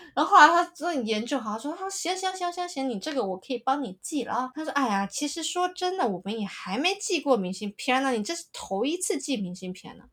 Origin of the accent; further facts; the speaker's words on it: Taiwan; accent: Taiwanese; 我从台湾来的